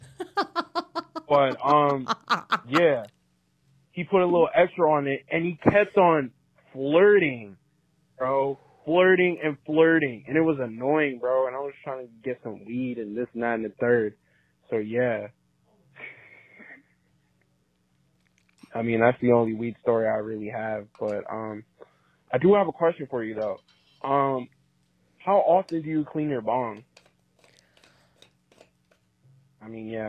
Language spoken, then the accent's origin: English; Long Island, New York, United States; I'm from Long Island, New York